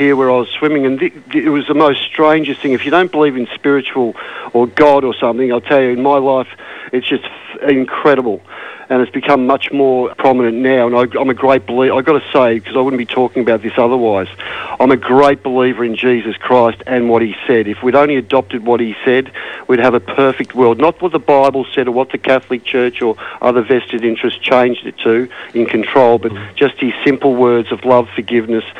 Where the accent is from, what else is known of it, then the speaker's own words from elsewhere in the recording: Australia; the main population of my people, the Australians on the eastern side